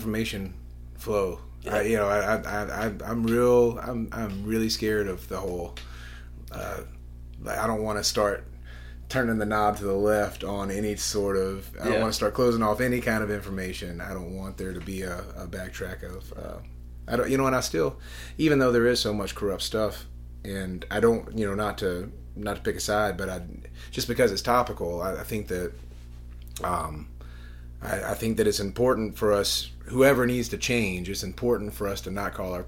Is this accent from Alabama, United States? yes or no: yes; Mobile, Alabama, United States; born or raised there